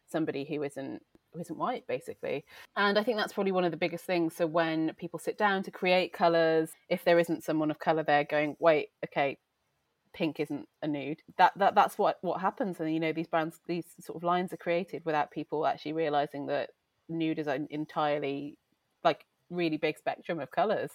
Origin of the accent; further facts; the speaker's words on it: Wales, United Kingdom; moved away as an adult; now in London, United Kingdom; I grew up in Wales, and it's a very strong culture